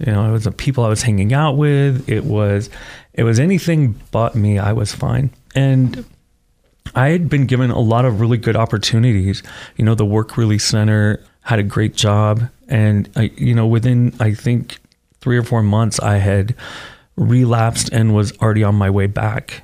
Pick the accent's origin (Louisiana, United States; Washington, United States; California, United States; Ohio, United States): Ohio, United States; Parma; moved away as an adult; also born or lived in Oregon; I grew up in Parma